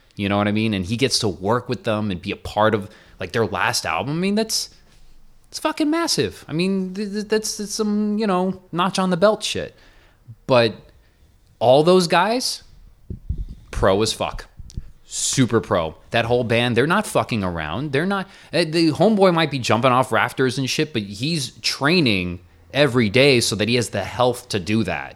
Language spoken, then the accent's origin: English; Miami, Florida, United States; now in New York, United States; all the years I grew up in Miami